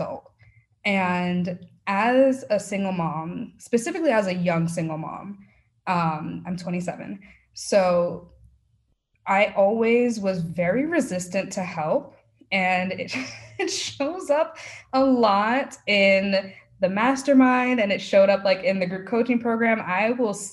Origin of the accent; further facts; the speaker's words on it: New York, United States; now in Texas, United States; I'm a New Yorker